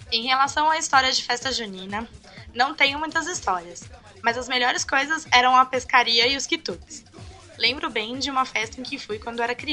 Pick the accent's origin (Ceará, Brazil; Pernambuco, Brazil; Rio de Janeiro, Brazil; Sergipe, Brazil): Pernambuco, Brazil; Enfim, como sou de Pernambuco, tenho que puxar sardinha e dizer que o melhor São João é de Caruaru.